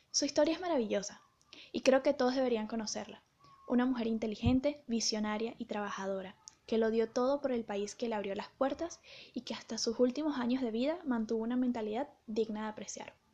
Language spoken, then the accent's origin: Spanish; Caracas, Capital District, Venezuela; tuve mucho interés por leer sobre mi ciudad natal en los años 50, 60, 70, 80, porque Caracas era una ciudad llena de vida, prosperidad y belleza